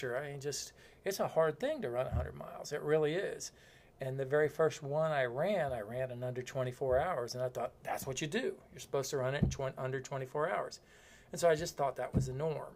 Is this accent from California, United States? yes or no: no; Florida, United States; I'm from Florida